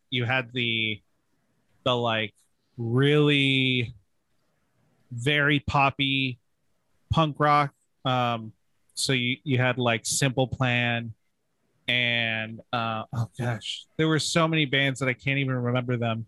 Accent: Palm Springs, California, United States; I'm Southern California born and raised. I grew up in Palm Springs

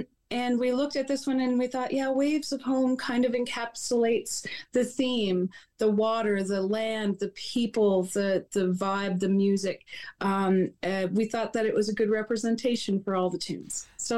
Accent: Wabush, Newfoundland and Labrador, Canada; and I am from Wabush, Labrador.

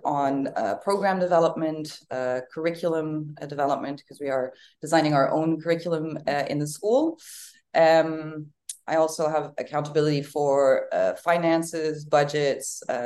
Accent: Netherlands; now in Uruguay; I'm from the Netherlands

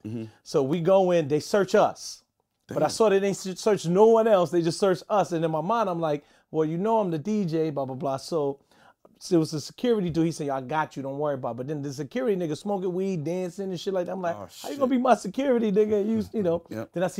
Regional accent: New York City, New York, United States; I had it in Buffalo because I'm from New York City.

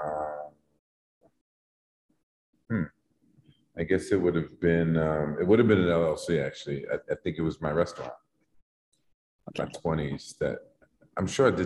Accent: New York City, New York, United States; I grew up in Harlem at the time, in the 70s, it wasn't gentrified

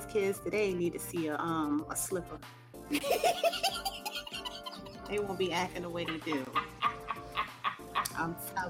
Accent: South Carolina, United States; I'm actually from South Carolina.

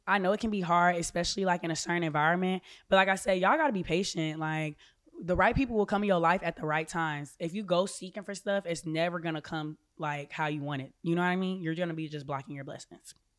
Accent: Orlando, Florida, United States; moved away as an adult; I grew up in Orlando, Florida.

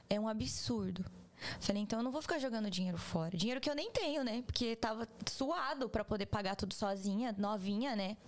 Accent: Pederneiras, São Paulo, Brazil; moved away as an adult; also born or lived in Chicago, United States; now in Orlando, United States; sou do interior, do interior, do interior de São Paulo. Um beijo, Pederneiras.

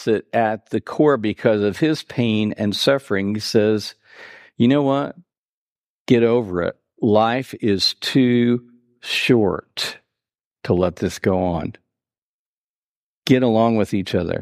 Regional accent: Terre Haute, Indiana, United States; I grew up in North Terre Haute. I graduated from Terre Haute North a long time ago

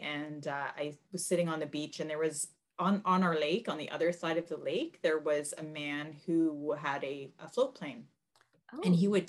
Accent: Canada; also born or lived in Toronto; I am a Canadian author. I live just outside of Toronto with my family

